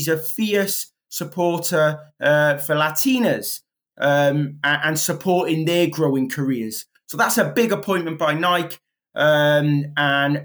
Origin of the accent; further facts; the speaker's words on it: Wales, United Kingdom; I'm Welsh